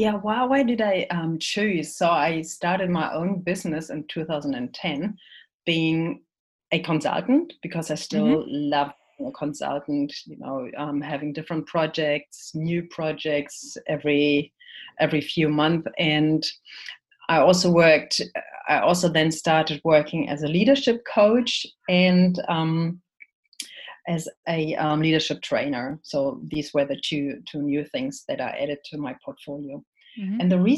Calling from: Auckland, New Zealand; I'm dialing in from Auckland, New Zealand, and I've been living here since February 2020.

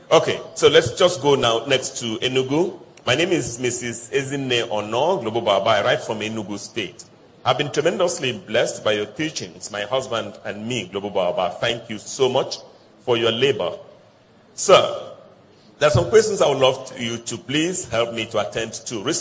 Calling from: Ghana; I'm calling from Ghana.

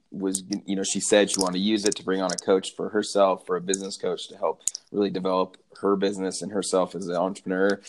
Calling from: Bozeman, Montana, United States; I'm calling from Bozeman, Montana.

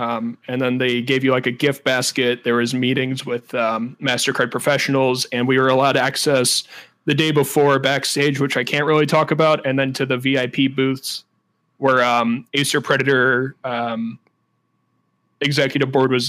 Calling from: St. Louis, Missouri, United States; St. Louis, Missouri

